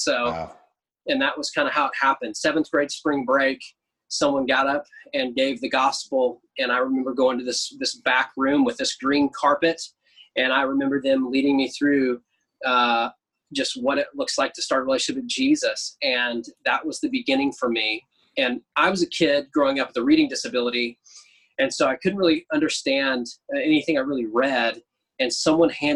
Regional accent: Oklahoma, United States; Growing up, I lived in a bunch of different places in Oklahoma.

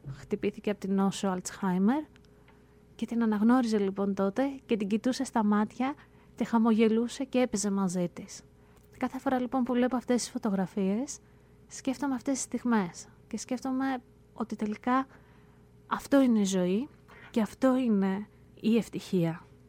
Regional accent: Greece; now in United States; Εμεί που μένουμε πολύ μακριά, ε, εμεί που είμαστε εδώ στην Αμερική

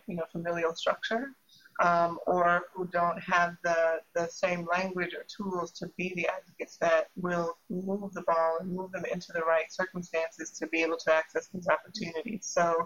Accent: Indianapolis, Indiana, United States; my siblings and I are, on my dad's side, the first generation born in Indianapolis

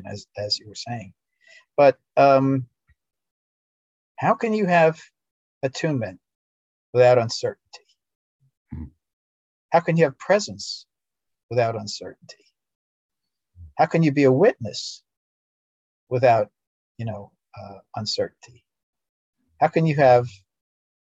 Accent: New York, United States; as a United States citizen, as a New Yorker, and someone who was brought up in the traditional, you know, educational processes

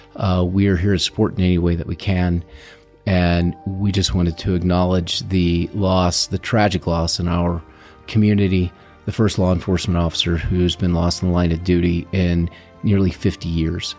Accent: St. Louis, Missouri, United States; moved away as an adult; now in Arizona, United States; I am from Saint Louis

